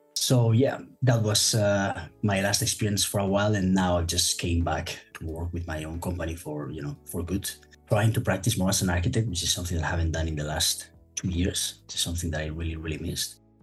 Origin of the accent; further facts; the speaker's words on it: Madrid, Community of Madrid, Spain; moved away as an adult; also born or lived in United Kingdom; now in Hong Kong, China; my hometown, which is Madrid in Spain. I'm actually now currently living in Hong Kong.